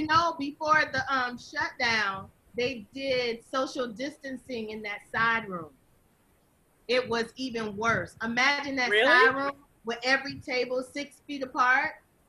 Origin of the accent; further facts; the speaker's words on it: the South, United States; I'm from the South.